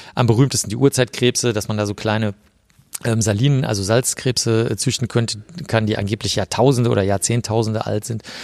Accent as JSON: {"language": "German", "town": "Cologne", "region": "North Rhine-Westphalia", "country": "Germany", "tie": "born or raised there", "also_born_or_lived": "Bavaria", "said": "ich bin in Köln aufgewachsen."}